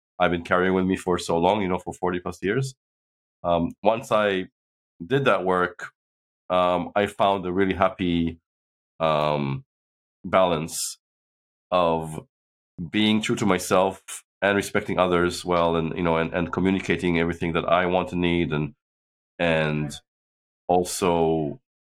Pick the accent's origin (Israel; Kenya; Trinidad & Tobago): Israel; moved away as an adult; also born or lived in United States / China; now in London, United Kingdom; I grew up in Israel, but I was born in London, and I've lived half my life, now more than half my life in the UK.